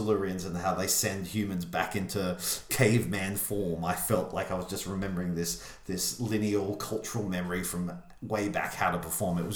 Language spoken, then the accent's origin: English; Dubbo, New South Wales, Australia; now in Melbourne, Australia; Dubbo, my hometown in country New South Wales